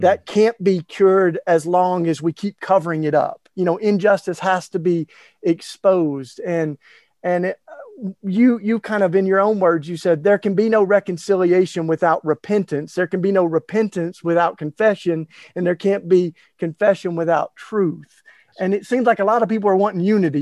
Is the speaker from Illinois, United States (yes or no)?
no; Maryville, Tennessee, United States; I was in a very small town, uh, Maryville, Tennessee, East Tennessee